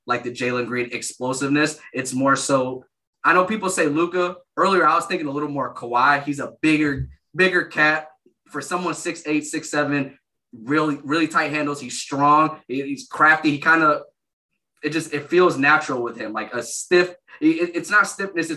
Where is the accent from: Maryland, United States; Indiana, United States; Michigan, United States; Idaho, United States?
Michigan, United States; I grew up in Michigan.